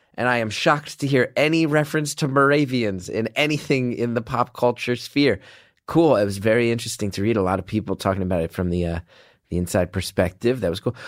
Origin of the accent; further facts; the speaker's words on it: New Jersey, United States; I'm an idiot from New Jersey